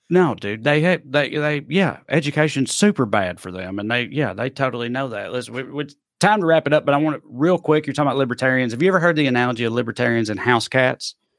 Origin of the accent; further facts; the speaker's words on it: United States; I'm from Clay County.